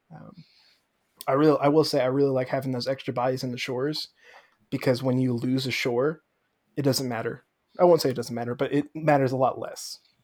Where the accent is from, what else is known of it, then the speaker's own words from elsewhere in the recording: New York, United States; moved away; I'm from New York originally